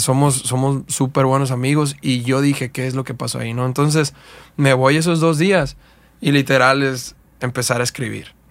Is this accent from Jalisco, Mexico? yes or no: no; Coyuca de Catalán, Guerrero, Mexico; also born or lived in Acapulco; yo soy originario de un pueblo que se llama Coyuca Catalán, Guerrero